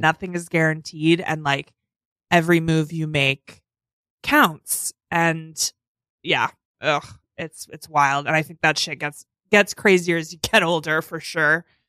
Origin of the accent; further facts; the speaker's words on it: North Fork, Long Island, New York, United States; I'm from the North Fork.